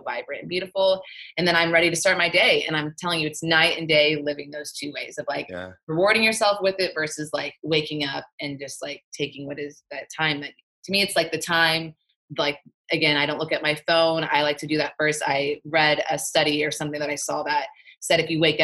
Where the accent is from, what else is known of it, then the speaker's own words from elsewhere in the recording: Texas, United States; moved away as an adult; now in Orange County, California, United States; This Texas girl, I'm from Texas